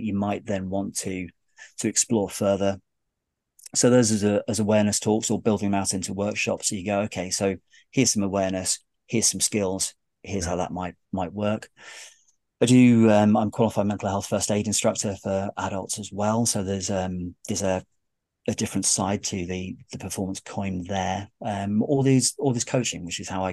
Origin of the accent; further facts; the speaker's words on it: United Kingdom; I'm terribly British